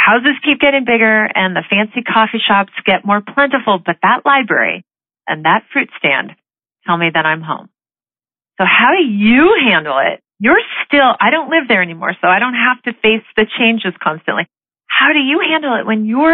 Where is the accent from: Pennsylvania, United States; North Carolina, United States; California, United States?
California, United States; Los Altos; I grew up in Los Altos in Northern California, which was a semi-rural town